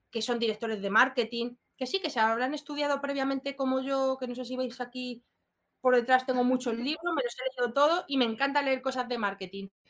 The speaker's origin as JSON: {"language": "Spanish", "country": "Spain", "moved": "yes", "lives_now": "Madrid, Spain", "said": "Yo vengo de un pueblo, raíces eh, rurales"}